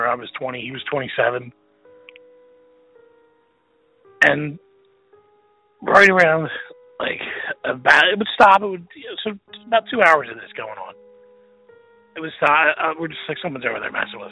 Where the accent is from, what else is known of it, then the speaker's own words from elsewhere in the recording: Pennsylvania, United States; I'm from Pennsylvania